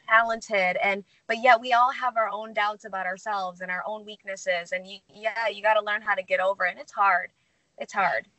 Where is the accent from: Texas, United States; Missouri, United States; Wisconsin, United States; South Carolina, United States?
Missouri, United States; St. Louis; moved away as an adult; now in California, United States; I grew up in St. Louis, Missouri. Uh, I went to Lindbergh High School